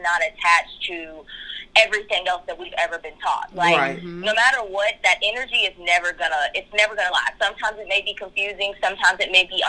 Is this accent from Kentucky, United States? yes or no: yes; Kentucky, United States; moved away as an adult; also born or lived in Florida; now in California, United States; we're both from Kentucky. We're both from the same, like, hometown, the same area.